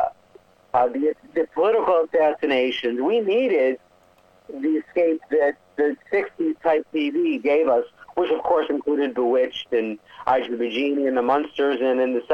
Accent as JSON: {"language": "English", "town": "Rochester", "region": "New York", "country": "United States", "tie": "born or raised there", "said": "I grew up in Rochester, New York, in a beautiful Italian-American family"}